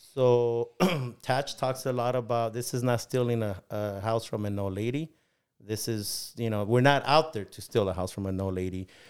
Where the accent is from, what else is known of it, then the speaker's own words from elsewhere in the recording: León, Guanajuato, Mexico; now in Bakersfield, United States; I was born in León, Guanajuato